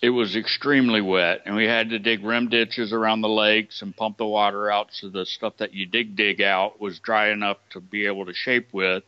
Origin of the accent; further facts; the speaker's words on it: Georgia, United States; moved away; I'm from Georgia, so I was visiting family in Georgia